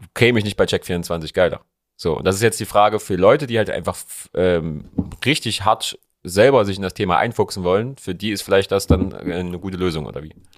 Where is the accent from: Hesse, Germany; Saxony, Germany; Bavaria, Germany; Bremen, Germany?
Saxony, Germany; Leipzig; bei uns in Leipzig